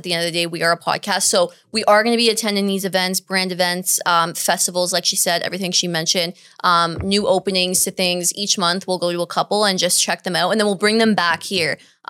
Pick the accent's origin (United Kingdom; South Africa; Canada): Canada; And I was like, but we're Canadian. So like, is that going to be a problem?